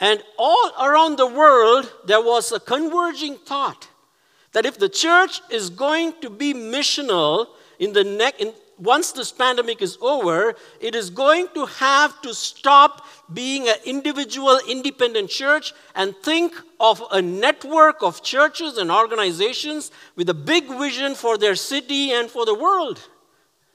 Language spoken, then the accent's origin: English; Chennai, Tamil Nadu, India; moved away; my hometown of Chennai